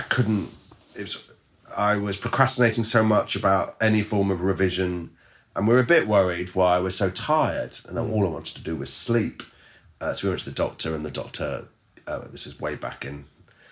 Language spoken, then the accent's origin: English; King's Lynn, East of England, United Kingdom; I come from Kings Lynn. It's where I'd gone home to after university.